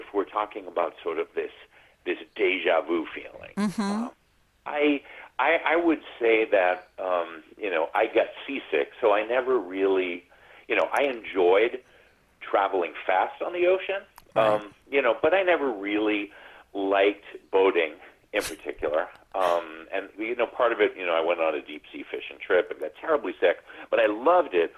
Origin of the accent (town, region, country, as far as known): New England, United States; born or raised there; moved away as an adult; now in California, United States